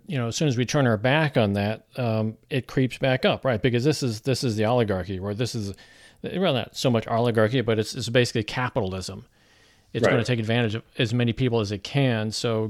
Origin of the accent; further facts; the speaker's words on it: Missouri, United States; moved away as an adult; also born or lived in California; I'm from Missouri, so show me, right? And mm-hmm. I lived in Missouri pretty much all throughout my childhood. And around the year 1985, I moved to California for almost 30 years.